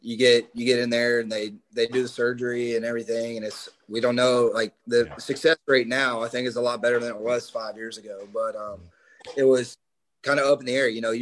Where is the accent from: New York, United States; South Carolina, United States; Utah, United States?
South Carolina, United States; Like, I'm from South Carolina. I like South Carolina, not Clemson.